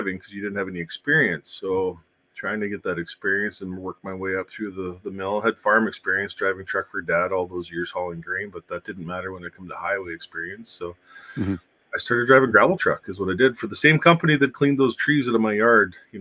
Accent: Saskatchewan, Canada; runs between Saskatchewan and Alberta. Shuttling the U.S. load. So I worked for a fleet, a company that brought loads into the U.S., and they would switch in my hometown, and then I would run them up to Alberta

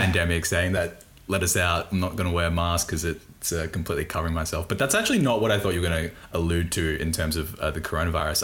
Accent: Australia; accent: thick Bogan; I'm from Australia. Like I have a thick, pretty Bogan accent

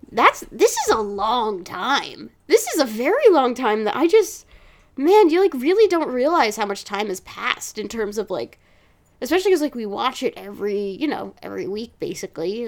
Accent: New Jersey, United States; as somebody who has been born and raised in Jersey

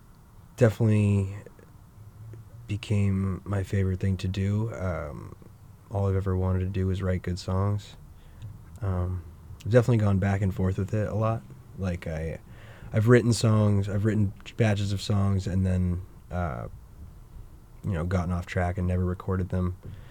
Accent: New Hampshire, United States; now in Maine, United States; New Hampshire.

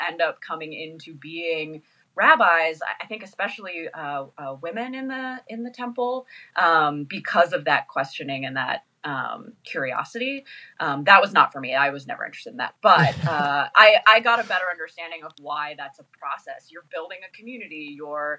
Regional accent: Danville, California, United States; moved away as an adult; now in Los Angeles, United States; I grew up in the East Bay, in Danville.

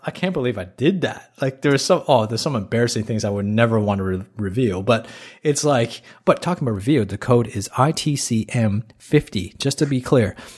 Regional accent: Toronto, Ontario, Canada; moved away as an adult; now in Australia; I grew up in a country where, in, in Toronto, a big city, which is right next door to United States.

